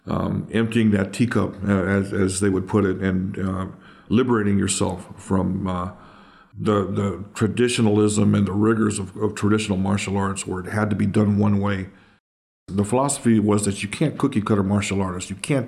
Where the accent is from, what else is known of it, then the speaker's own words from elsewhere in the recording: Oakland, California, United States; Yeah, I grew up here, born and raised in Oakland, between 86th and 87th Avenue, yeah, just off of East 14th.